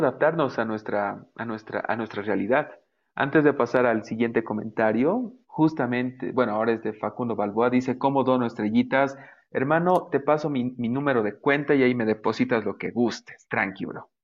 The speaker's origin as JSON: {"language": "Spanish", "country": "Bolivia", "said": "soy el creador de Belleza Boliviana. Eh, Es una, bueno, para los que no sepan, es una plataforma donde yo comparto belleza de nuestro país"}